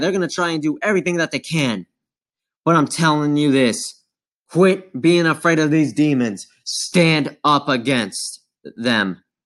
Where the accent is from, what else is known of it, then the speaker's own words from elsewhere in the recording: United States; I'm an American